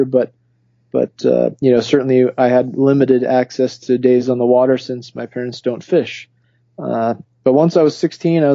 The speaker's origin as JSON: {"language": "English", "town": "Taylorsville", "region": "Utah", "country": "United States", "tie": "born or raised there", "also_born_or_lived": "Sandy, Utah", "said": "I grew up in Utah. Yes, I grew up in Taylorsville and Sandy, Utah"}